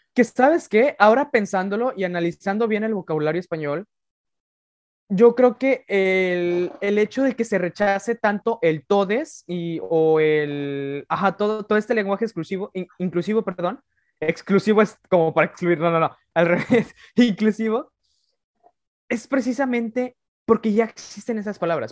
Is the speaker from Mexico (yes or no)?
yes; Mexico; el español castellano que hablamos en México